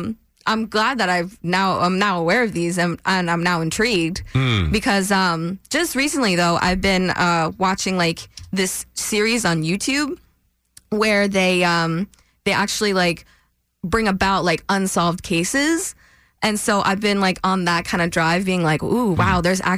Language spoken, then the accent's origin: English; Sayville, New York, United States; Well, Sayville is like a bubble. We just live in a bubble.